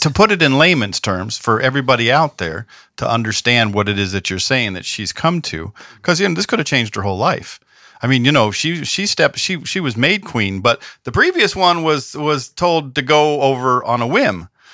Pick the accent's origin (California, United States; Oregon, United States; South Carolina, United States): California, United States; Southern; now in the South, United States; I'm from California and Southern California and I live in the South